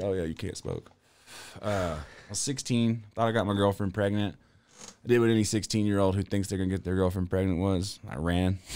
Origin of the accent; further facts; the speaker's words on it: the South, United States; I'm from the South.